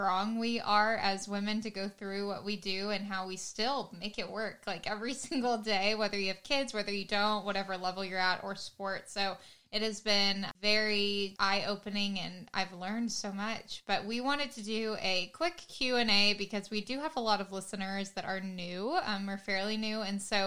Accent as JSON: {"language": "English", "town": "Allen", "region": "Texas", "country": "United States", "also_born_or_lived": "Oklahoma / Kansas", "moved": "as an adult", "said": "I'm originally from Allen, Texas."}